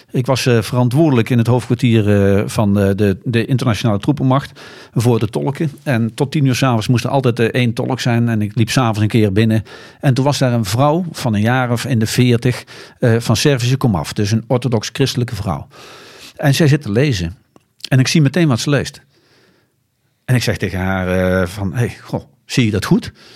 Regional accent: Netherlands; als Nederlanders

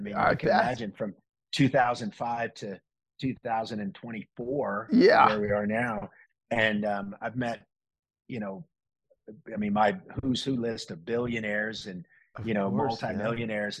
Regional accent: Florida, United States; moved away as an adult; also born or lived in New York City; now in Vail, United States; I grew up in Florida.

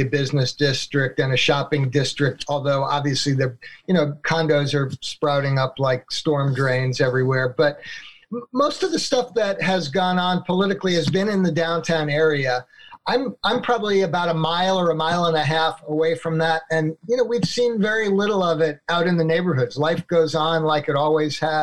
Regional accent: Long Island, New York, United States; moved away as an adult; now in Portland, United States; I grew up in Long Island, went to school back east

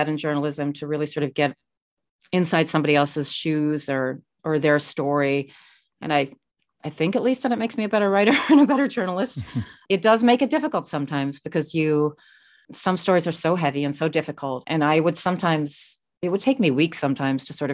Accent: Australia; also born or lived in Detroit; now in New York, United States; I grew up in Australia

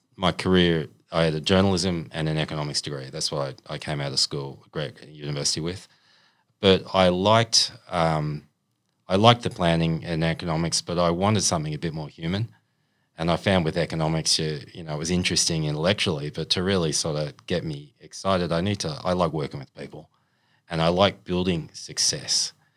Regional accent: Sydney, New South Wales, Australia; moved away as an adult; also born or lived in China / Canberra / Queensland; from Sydney. I'm from the Northern Beaches. I was born in Manabar Hospital

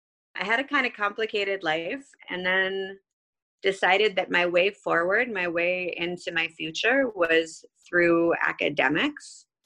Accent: Boston, Massachusetts, United States; moved away as an adult; now in Jerusalem, Israel; So I actually grew up in the States. I was born and raised mostly in Boston. I moved around quite a bit.

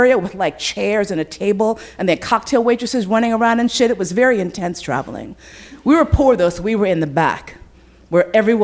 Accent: New York, United States; I grew up in New York. I was living like in the hood and the Johnson Projects on 115th Street

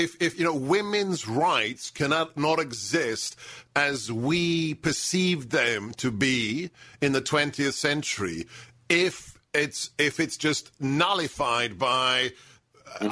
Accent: London, United Kingdom; moved away; born in England, grew up in London

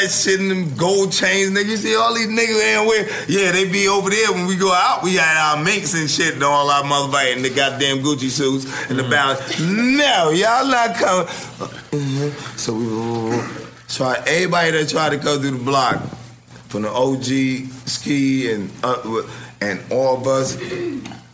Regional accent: New York City, New York, United States; I was from Washington Heights. I was Dominican.

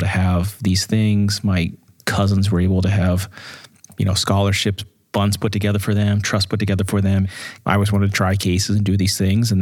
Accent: Pittsburgh, Pennsylvania, United States; now in California, United States; we grew up in Pittsburgh

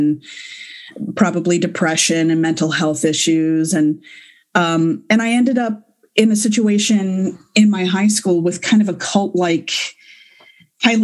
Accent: Galveston or Spring, Texas, United States; growing up in Galveston or Spring

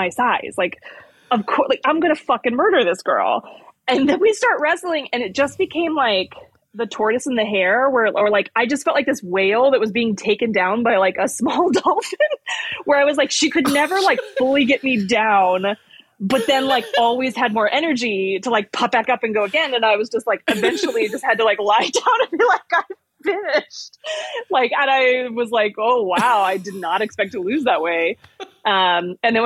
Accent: Morgan Hill, California, United States; I grew up in a town called Morgan Hill that's like in the Bay Area.

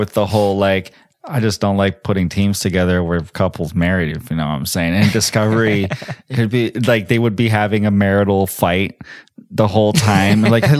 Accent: Georgia, United States; I grew up in Georgia

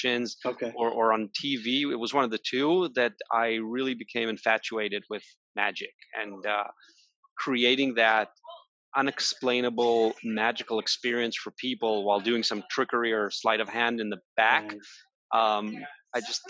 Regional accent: Israel; I was born and raised in Israel

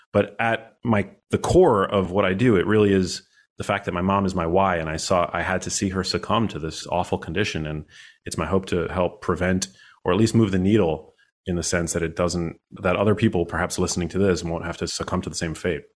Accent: New York City, New York, United States; I'm born and raised in New York City.

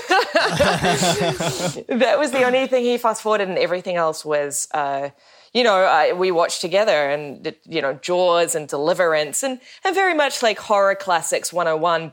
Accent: Wellington, New Zealand; growing up in Wellington.

